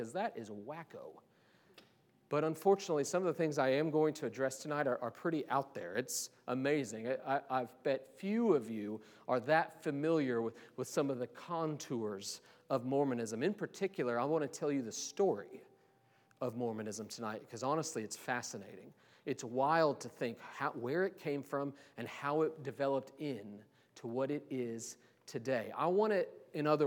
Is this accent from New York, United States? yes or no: no; Kansas City, Missouri, United States; moved away; I'm from Kansas City many years ago